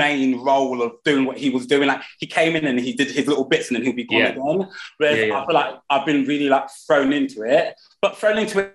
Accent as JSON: {"language": "English", "region": "London", "country": "United Kingdom", "tie": "born or raised there", "said": "I'm born and bred in Peckham. I still live in Peckham."}